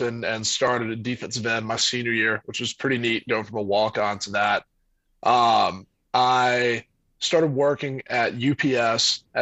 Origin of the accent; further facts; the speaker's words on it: Tifton, Georgia, United States; moved away as an adult; now in Atlanta, United States; I'm from a little town called Tifton, Georgia, in South Georgia